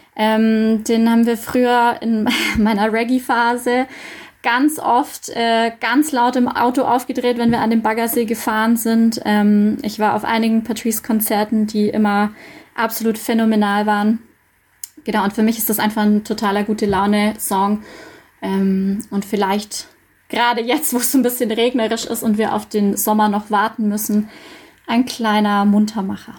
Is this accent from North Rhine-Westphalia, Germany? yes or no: no; Dillingen district, Bavaria, Germany; moved away as an adult; also born or lived in Munich, Germany; now in Augsburg, Germany; Ich komme ursprünglich aus dem Landkreis Dillingen